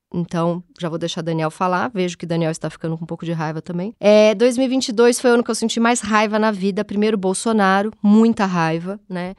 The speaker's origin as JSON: {"language": "Portuguese", "region": "São Paulo", "country": "Brazil", "tie": "born or raised there", "said": "Eu nasci lá na Zona Leste, Tatuapé, família bem pouco intelectualizada"}